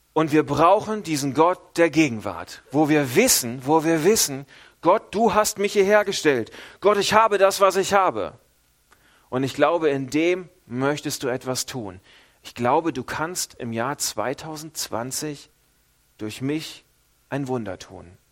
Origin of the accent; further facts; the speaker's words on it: Northern Germany, Germany; now in Switzerland; ich als Norddeutscher